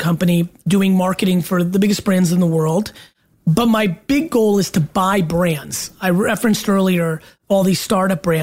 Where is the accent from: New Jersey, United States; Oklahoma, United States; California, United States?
New Jersey, United States; Edison; also born or lived in Belarus / Queens, New York; I was born in Belarus in the former Soviet Union, and I grew up in that one bedroom in Queens, New York, when we first came to America for a couple of years. And then we moved out to Edison, New Jersey, where I lived in a townhouse. And that's where really I became me